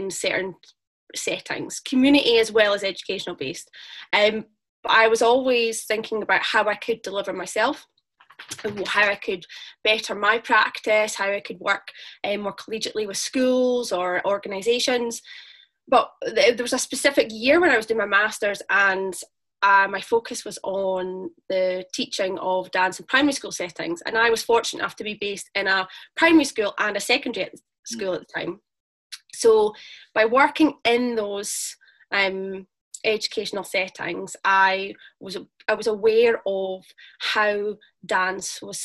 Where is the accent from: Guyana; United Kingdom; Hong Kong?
United Kingdom; Dundee, Scotland; I am from Dundee